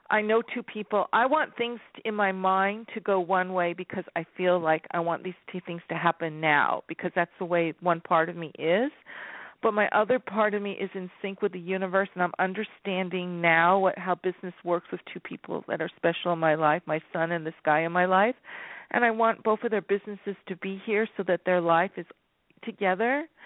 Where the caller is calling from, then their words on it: California, United States; Enchantress, California.